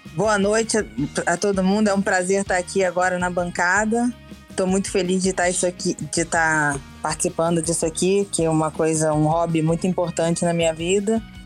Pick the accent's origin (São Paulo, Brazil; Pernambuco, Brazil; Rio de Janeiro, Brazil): Rio de Janeiro, Brazil; Eu sou do Rio, sou carioca, moro aqui no Rio mesmo.